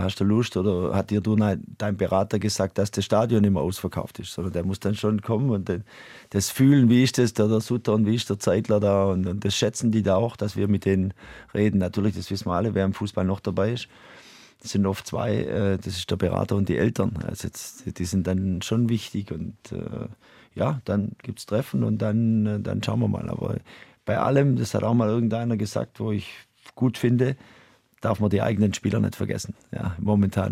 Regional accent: near Heidenheim, Baden-Württemberg, Germany; moved away as an adult; also born or lived in Switzerland; now in St. Gallen, Switzerland; das ist meine Ecke aus Deutschland, wo ich herkomme. Ich komme direkt 20 Kilometer daneben äh, her

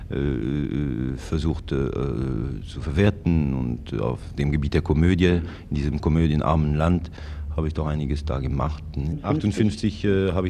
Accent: Yverdon, Vaud, Switzerland; Ich bin äh, gebürtiger Wattländer.

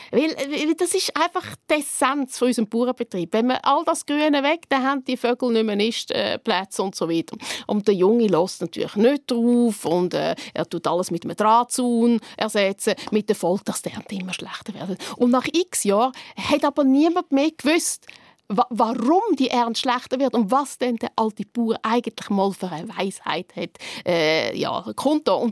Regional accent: Switzerland; Wir als Schweizer, Schweizerinnen kennen das so ein das.

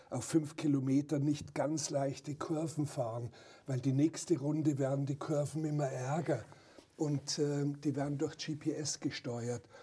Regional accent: Bavaria, Germany; Die Bauern auf dem Dorf, wo ich aufgewachsen bin in Oberbayern, die haben noch mit der Sense das äh, Gras gemäht

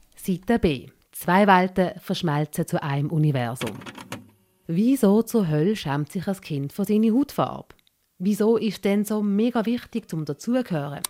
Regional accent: Switzerland

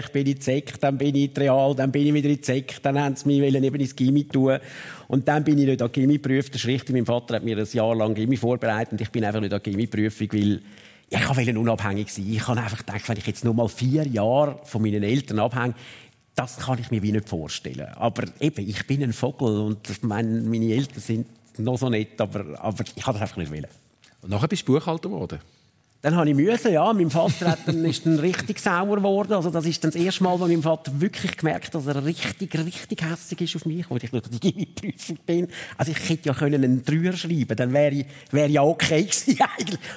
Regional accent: Zurich, Switzerland; als Zürcher in Luzern die Lehre machen, bist du natürlich ein Zützi.

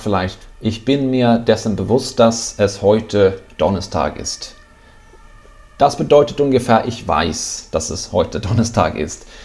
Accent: Sweden; German is a second language; now in Netherlands; ich bin Schwede, das hört man vielleicht

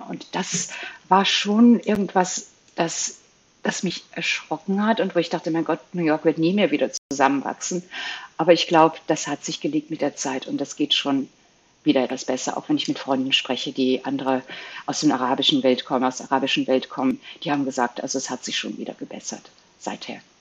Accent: Belgium; moved away; ich bin Belgierin ursprünglich, hatte ich einen belgischen Pass in Flämisch und Französisch nur ausgestellt.

